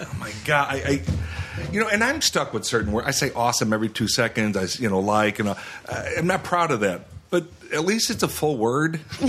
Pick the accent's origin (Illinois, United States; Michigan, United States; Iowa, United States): Illinois, United States; Chicago; I am from Chicago.